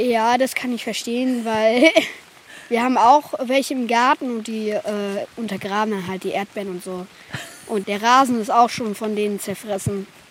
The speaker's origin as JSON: {"language": "German", "town": "Gesmold", "region": "Lower Saxony", "country": "Germany", "said": "ich komme aus Gessmold, ich bin hier zu Besuch"}